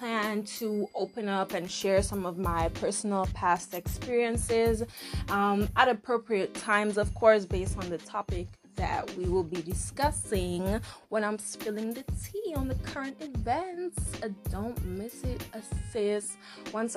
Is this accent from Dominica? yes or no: yes; Dominica; accent: Caribbean; moved away as an adult; now in United States; I am from Dominica, nature island of the world.